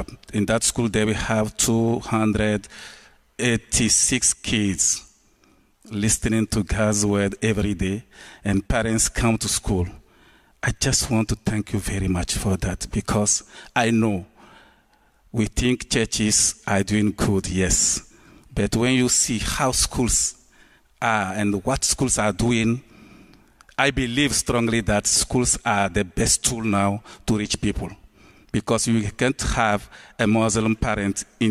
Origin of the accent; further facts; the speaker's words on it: Togo; I come from Togo, West Africa.